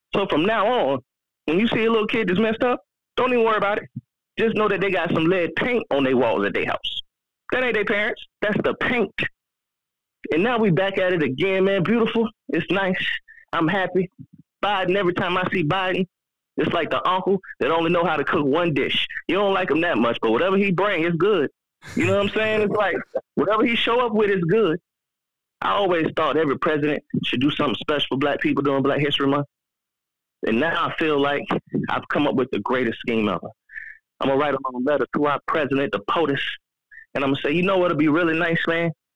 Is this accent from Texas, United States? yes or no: no; Florida, United States; I'm from Florida